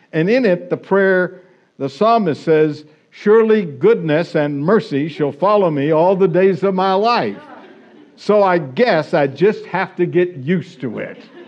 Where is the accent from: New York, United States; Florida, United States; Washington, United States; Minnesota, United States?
Florida, United States; now in California, United States; I grew up in Florida